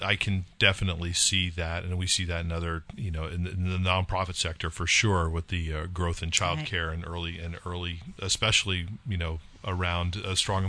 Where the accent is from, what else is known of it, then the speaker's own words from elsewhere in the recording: California, United States; moved away; I grew up in California